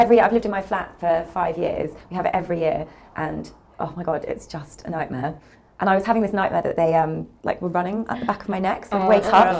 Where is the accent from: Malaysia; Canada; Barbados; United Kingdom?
United Kingdom; New Forest, South East England; now in London, United Kingdom; I'm from the New Forest